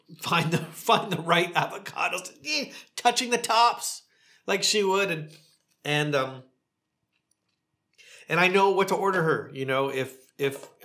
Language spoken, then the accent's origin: English; rural Ontario, Canada; now in Palm Springs, United States; Growing up in rural Canada